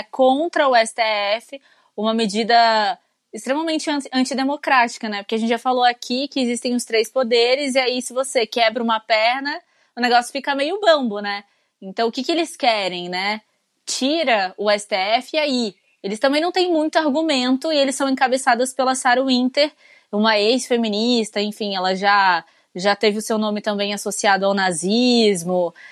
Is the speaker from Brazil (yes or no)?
yes; Rio de Janeiro, Brazil; sou carioca.